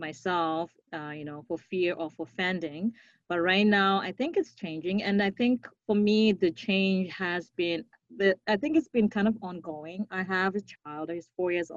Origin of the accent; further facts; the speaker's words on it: Zimbabwe; moved away as an adult; now in Winnipeg, Canada; I grew up in Zimbabwe with people that look like me